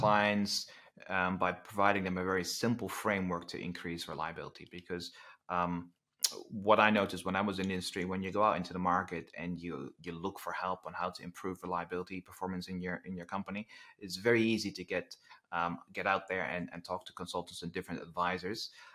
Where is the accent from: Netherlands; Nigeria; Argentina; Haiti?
Netherlands; English is a second language; moved away; I'm originally from the Netherlands, which it kind of explains the, um, the slightly different accent